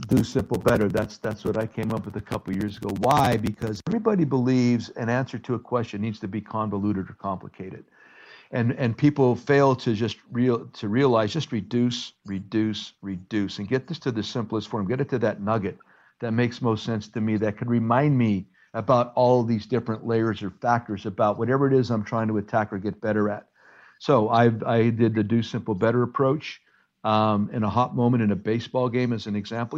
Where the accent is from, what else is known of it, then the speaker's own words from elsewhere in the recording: Hazleton, Pennsylvania, United States; now in Chicago, United States; bring together the Hispanic and Anglo cultures within my hometown